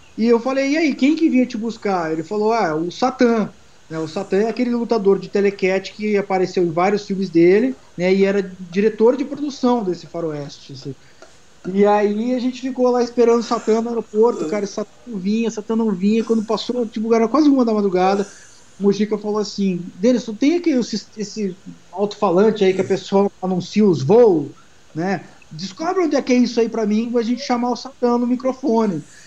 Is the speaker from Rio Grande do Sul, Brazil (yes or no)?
yes; Rio Grande do Sul, Brazil; now in São Paulo, Brazil; eu sou gaúcho paulista, né, porque eu sou paulista, cresci no Rio Grande do Sul, mas é, é, minha família é toda aqui de São Paulo